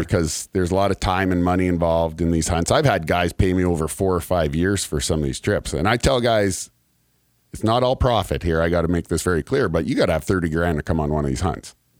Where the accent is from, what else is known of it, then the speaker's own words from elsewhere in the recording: Canada; moved away as an adult; now in Kentucky, United States; I'm from Canada